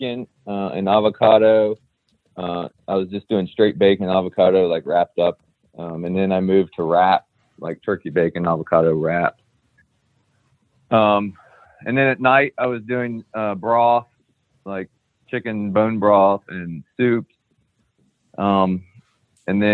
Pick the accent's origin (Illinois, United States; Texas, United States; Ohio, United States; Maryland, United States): Ohio, United States; we're all three from Ohio